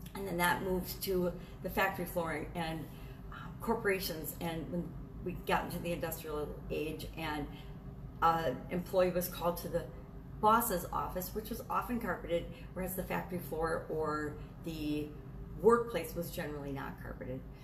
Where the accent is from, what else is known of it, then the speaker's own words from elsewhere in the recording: Wisconsin, United States; I grew up in Wisconsin